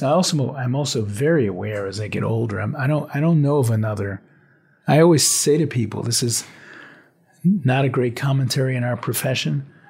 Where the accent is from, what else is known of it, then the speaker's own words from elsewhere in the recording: New Orleans, Louisiana, United States; moved away as an adult; now in New York, United States; I grew up in the 1960s in the Deep South in New Orleans